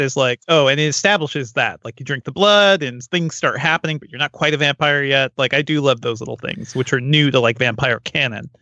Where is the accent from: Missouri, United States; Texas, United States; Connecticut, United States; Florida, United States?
Connecticut, United States; as an East Coast kid growing up in Connecticut